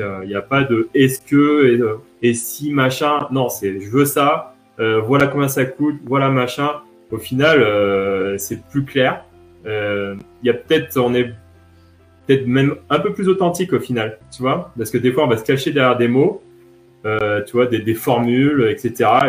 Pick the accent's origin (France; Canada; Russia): France; j'ai grandi essentiellement en France